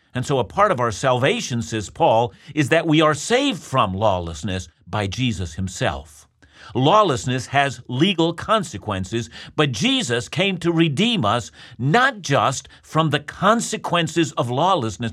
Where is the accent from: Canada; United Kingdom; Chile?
Canada; I'm a Canadian